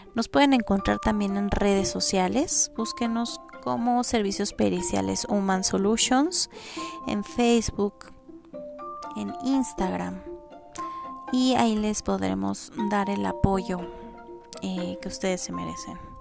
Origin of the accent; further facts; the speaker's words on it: Mexico; como mexicanos, no, estamos acostumbrados